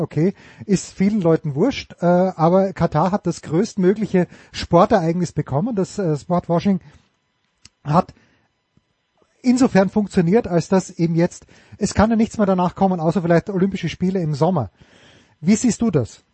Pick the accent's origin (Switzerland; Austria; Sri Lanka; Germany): Austria; als Österreicher